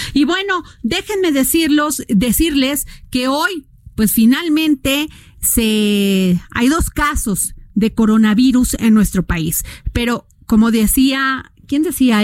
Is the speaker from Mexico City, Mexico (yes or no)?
no; Veracruz, Mexico; yo soy veracruzana